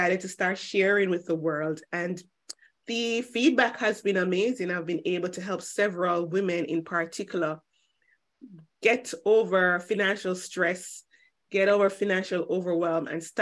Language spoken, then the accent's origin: English; Jamaica; now in Cayman Islands; I'm Jamaican by birth, but I currently live in the Cayman Islands